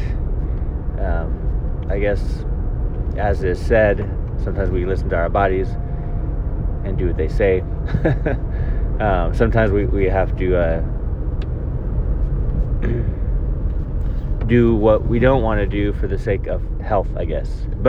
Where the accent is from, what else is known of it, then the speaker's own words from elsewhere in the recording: Folsom, California, United States; Calvary Chapel in Folsom, where I grew up in Northern California